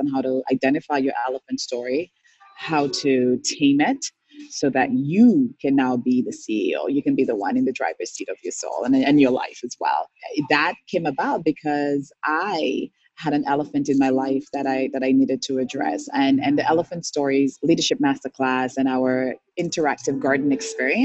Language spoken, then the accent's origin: English; St. Lucia; moved away as an adult; now in Canada; I'm born and raised in St. Lucia, moved to Canada in 2003. I was 25.